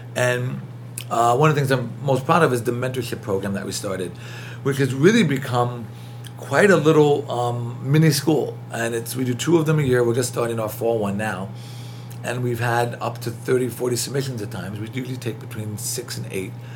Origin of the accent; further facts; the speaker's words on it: New York City, New York, United States; accent: thick New York; I was born in Queens, brought up in New York